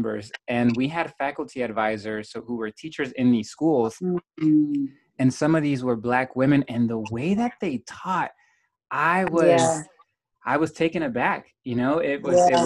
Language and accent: English; West Coast, United States; I'm from the West Coast